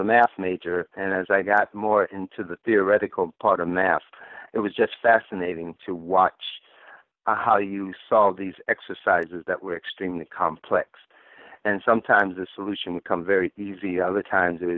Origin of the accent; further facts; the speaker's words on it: Grambling, Louisiana, United States; also born or lived in Lafayette, Louisiana / Michigan / Chicago / Wisconsin; now in Detroit, United States; I was born in Lafayette, Louisiana, but I was raised in Grambling, Louisiana. However, I spent 6 years of my life in Michigan at various times.